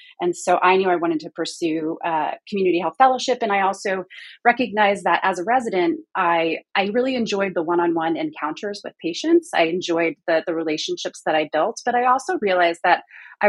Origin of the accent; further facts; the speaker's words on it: Houston, Texas, United States; also born or lived in California / East Coast; now in North Carolina, United States; I grew up in Houston, trained in California mostly, spent some time on the East Coast, and now I'm in North Carolina